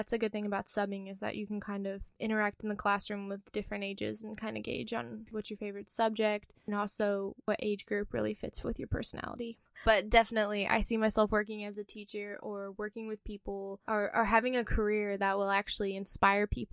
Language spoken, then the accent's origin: English; Missouri, United States; moved away as an adult; now in Pensacola, United States; I'm originally from Missouri